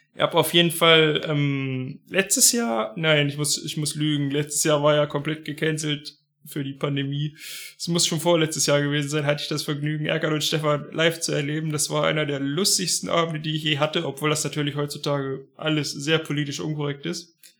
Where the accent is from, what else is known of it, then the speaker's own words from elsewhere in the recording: Harz, Germany; bei uns im Harz